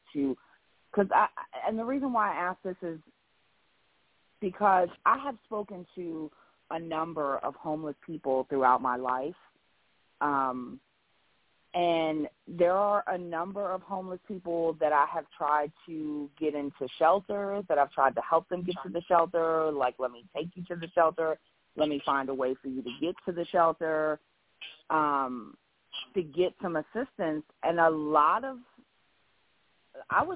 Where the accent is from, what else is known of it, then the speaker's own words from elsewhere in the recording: New York, United States; now in Alabama, United States; I'm originally from New York, but I live in Alabama